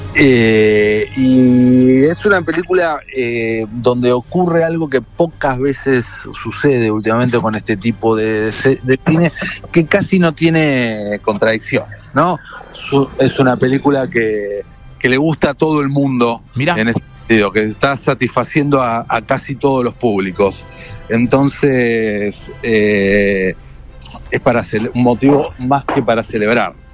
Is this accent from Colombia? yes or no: no; Argentina; nosotros como argentinos